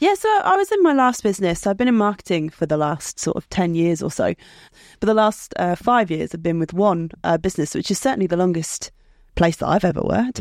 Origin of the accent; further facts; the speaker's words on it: United Kingdom; I'm a British citizen